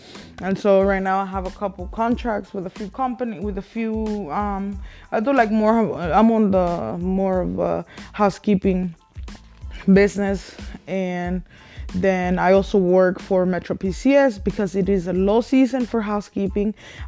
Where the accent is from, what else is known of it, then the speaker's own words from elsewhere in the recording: Mexico; English is a second language; I was born and raised in Mexico, as you guys can probably tell from my accent. I don't have a very heavy accent anymore